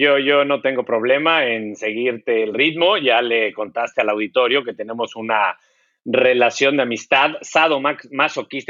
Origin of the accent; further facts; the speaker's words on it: Mexico; nuestro país